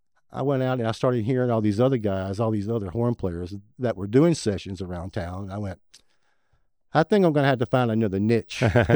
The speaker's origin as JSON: {"language": "English", "town": "Milan", "region": "Tennessee", "country": "United States", "tie": "born or raised there", "said": "I'm born and raised in West Tennessee, a little town called Milan. It's just about maybe 2 hours east of Memphis."}